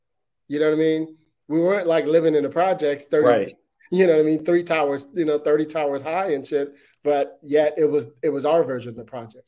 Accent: Detroit, Michigan, United States; also born or lived in Brooklyn; so I grew up in Detroit. I was born in Detroit, and then we moved to Brooklyn when I was two, and then we were there till I was about seven.

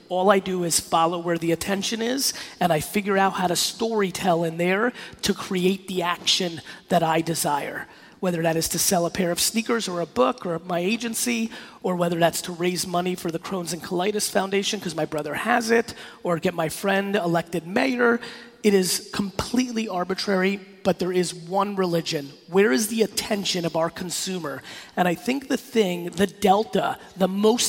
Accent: New York City, New York, United States; born or raised there; also born or lived in Belarus

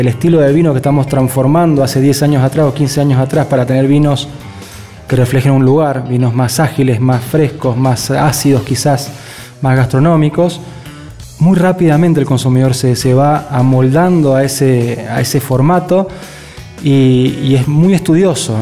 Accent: Argentina; es como el argentino, ¿no? Somos, tenemos tanta, eh, ¿cómo se dice? Tanta facilidad para adaptarnos

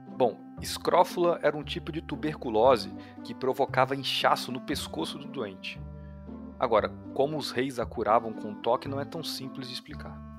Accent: interior of Minas Gerais, Brazil; eu sou do interior de Minas Gerais

